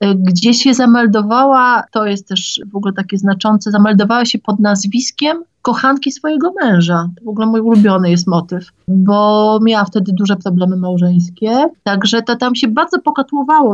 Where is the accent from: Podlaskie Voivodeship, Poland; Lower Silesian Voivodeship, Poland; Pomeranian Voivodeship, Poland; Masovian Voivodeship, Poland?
Masovian Voivodeship, Poland; Otrębusy; tutaj u nas w Otrębusach